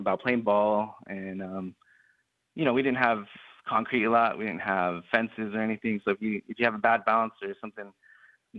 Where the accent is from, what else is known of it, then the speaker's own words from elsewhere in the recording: Holbrook, Arizona, United States; moved away; my hometown in this one. So I'm from Holbrook originally, Holbrook, Arizona, border town.